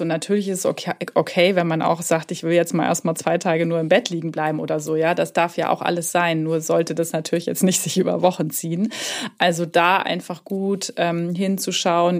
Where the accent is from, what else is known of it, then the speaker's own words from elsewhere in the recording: Hamburg, Germany; moved away; also born or lived in Southern Germany; Ich sitze in Hamburg im schönen Norden, da wo auch meine Praxis sich befindet. Und ähm, es ist tatsächlich auch meine Heimatstadt.